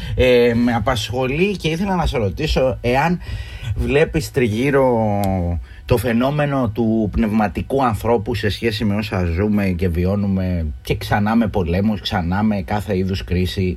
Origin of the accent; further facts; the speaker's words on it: Northern Corfu, Ionian Islands, Greece; Εγώ έρχομαι από τη Βόρεια Κυρκυρά